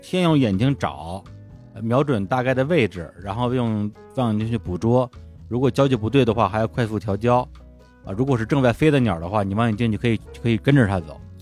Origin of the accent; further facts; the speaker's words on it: China; 就我一个中国人